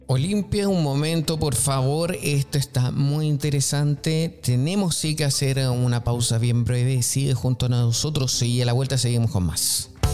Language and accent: Spanish; Chile; yo soy chileno